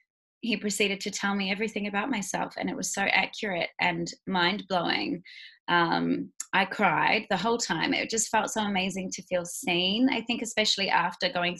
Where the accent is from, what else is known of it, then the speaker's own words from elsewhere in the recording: Queenstown, Otago, New Zealand; now in Bali, Indonesia; I am a Kiwi girl. Originally, I was born in Queenstown, New Zealand.